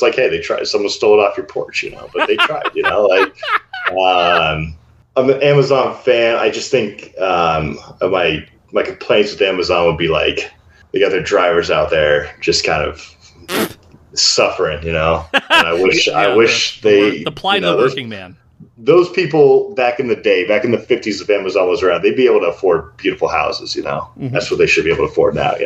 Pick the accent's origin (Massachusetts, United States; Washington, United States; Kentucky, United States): Washington, United States; Seattle; as a young kid mm-hmm. growing up in Seattle with all the tech companies